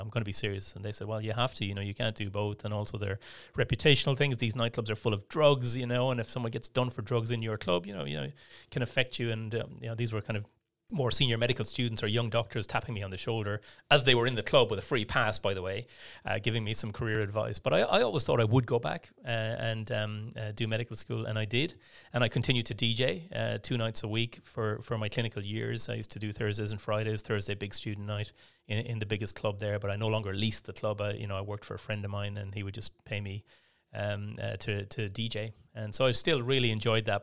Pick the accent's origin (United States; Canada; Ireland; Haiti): Ireland; Portumna, Connacht; accent: Irish; moved away as an adult; also born or lived in Brighton, England / London, England; now in Melbourne, Australia; I grew up in the west of Ireland in a small town called Port Tumna